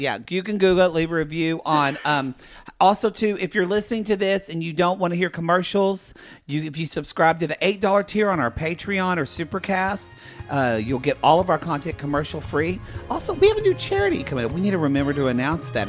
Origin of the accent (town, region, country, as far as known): Oklahoma, United States; born or raised there; now in Los Angeles, United States